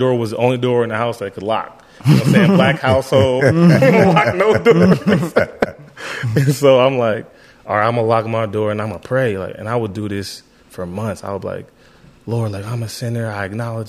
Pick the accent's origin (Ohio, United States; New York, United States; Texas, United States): Ohio, United States; Youngstown; I grew up in Youngstown. In the city of Youngstown